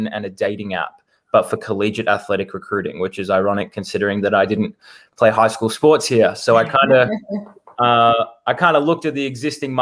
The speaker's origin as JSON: {"language": "English", "town": "Melbourne", "region": "Victoria", "country": "Australia", "tie": "born or raised there", "moved": "as an adult", "lives_now": "United States", "said": "born and raised in Melbourne, Australia"}